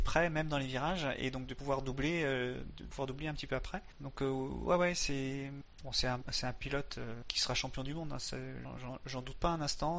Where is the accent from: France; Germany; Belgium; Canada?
France; on est français